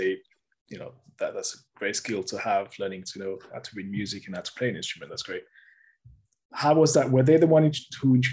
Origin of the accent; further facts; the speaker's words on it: France; I grew up in France